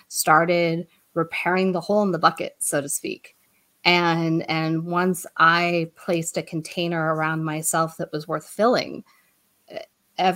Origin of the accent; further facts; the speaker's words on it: Colorado, United States; moved away as an adult; also born or lived in Boston; We're both from Colorado, but we went to Boston so he could go to BU